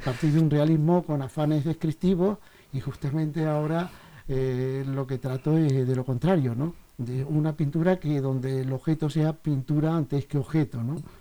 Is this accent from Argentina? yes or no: no; South, Spain; moved away; provengo del sur, por posiblemente toda esa, esta luz tan maravillosa de mi pueblo, pues correteando por ahí con mis amigos, se me colaría dentro en mi infancia